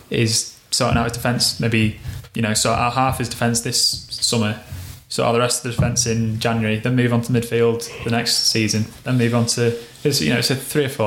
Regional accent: Wales, United Kingdom; I'm Welsh

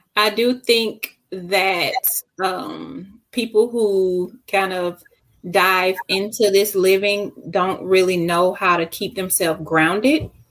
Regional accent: Decatur, Georgia, United States; I grew up, I'm from Decatur. So I grew up on Keller Road in McAfee

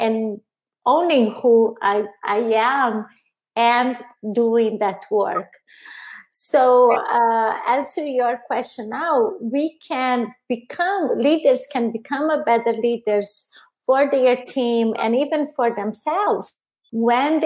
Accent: Brazil; English is a second language; moved away as an adult; also born or lived in Italy; now in United States; I'm original from Brazil, lived in Italy, and I've been here in the U.S. for 8 years now

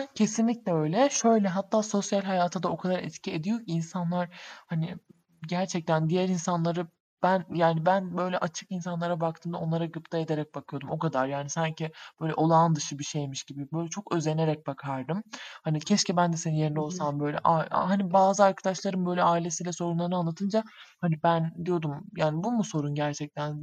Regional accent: Southeastern Anatolia, Turkey; Güneydoğuluyuz biz.

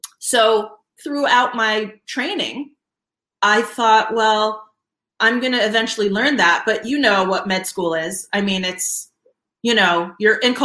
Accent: Alexandria, Virginia, United States; I am actually from Alexandria, Virginia.

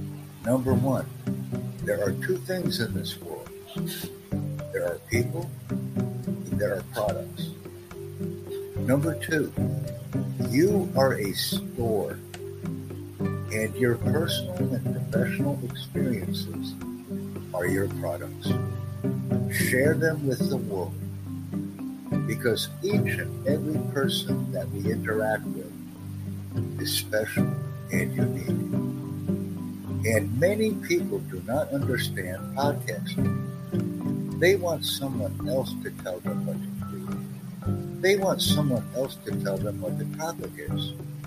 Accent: Ethiopia; I am from Ethiopia.

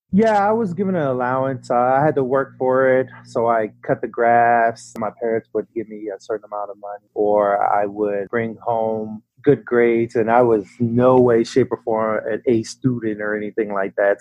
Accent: Virginia, United States; now in Austin, United States; growing up in Virginia

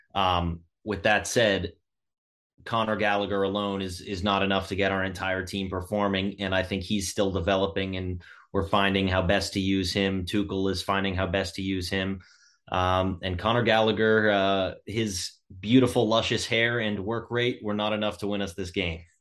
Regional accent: United States; now in Boston, United States; as an American

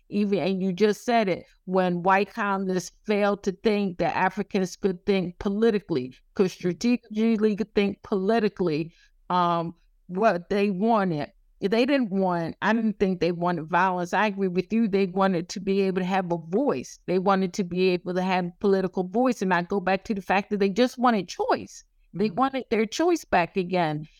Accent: the South, United States; I'm from the South

